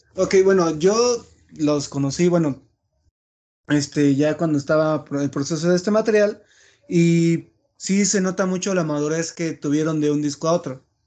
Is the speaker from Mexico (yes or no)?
yes; Chiapas, Mexico; moved away as an adult; yo soy de Chiapas